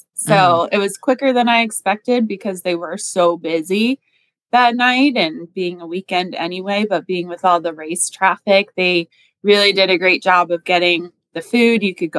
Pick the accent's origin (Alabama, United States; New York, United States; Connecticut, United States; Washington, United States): Connecticut, United States; moved away; So I'm from Connecticut and we like lobster rolls in Connecticut.